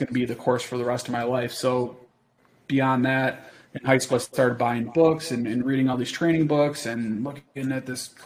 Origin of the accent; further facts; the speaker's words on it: New York, United States; growing up in New York